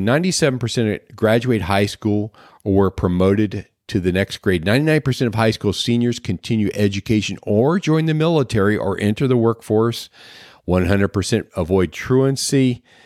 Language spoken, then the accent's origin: English; Clinton County, Ohio, United States; moved away; I came from Clinton County, Ohio. We had the, uh, pork queen every year